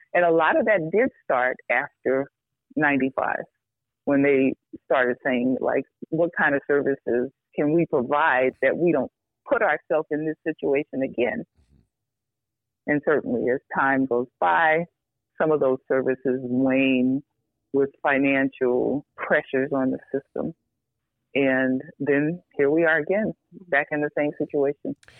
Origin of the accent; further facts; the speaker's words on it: New York, United States; moved away as an adult; now in Chicago, United States; I grew up in New York, um, not in the best circumstances, but um, loved.